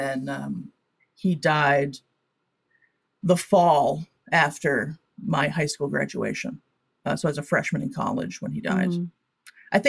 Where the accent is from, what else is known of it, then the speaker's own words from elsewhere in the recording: Connecticut, United States; also born or lived in San Diego, California; I grew up in Connecticut